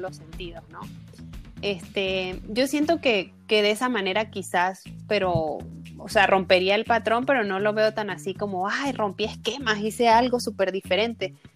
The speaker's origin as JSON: {"language": "Spanish", "country": "Venezuela", "tie": "born or raised there", "moved": "as an adult", "lives_now": "Mexico", "said": "yo nací en Venezuela, eh, pero emigré en 2016 a México buscando nuevas oportunidades"}